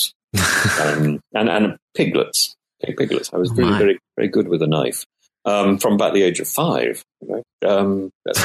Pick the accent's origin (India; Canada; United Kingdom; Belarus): United Kingdom; Spalding, East Midlands; I was brought up in Spalding in Lincolnshire in Britain